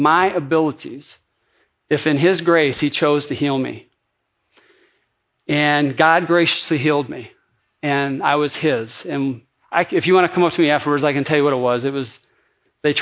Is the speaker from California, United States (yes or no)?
no; Lansing, Michigan, United States; I am the son of a GM factory worker in Lansing, Michigan.